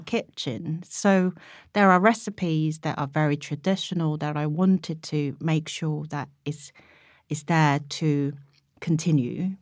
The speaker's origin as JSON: {"language": "English", "country": "South Korea", "moved": "yes", "lives_now": "United Kingdom", "said": "what made me Korean at that point and how I was going to be able to offer her that other half of Koreanness"}